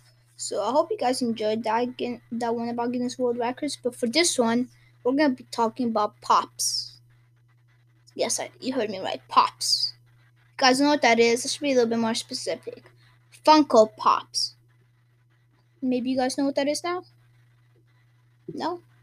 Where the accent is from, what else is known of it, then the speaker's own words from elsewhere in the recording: Portugal; When I was in Portugal, because I'm from Portugal, and it's during Christmas, because my family, we go for winter break to Portugal to celebrate Christmas with the rest of my family.